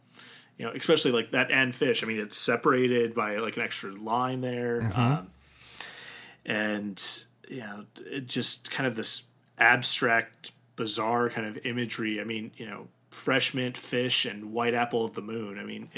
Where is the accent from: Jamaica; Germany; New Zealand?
Germany; born there; it wasn't until college that I started learning German, even though I was born in Germany.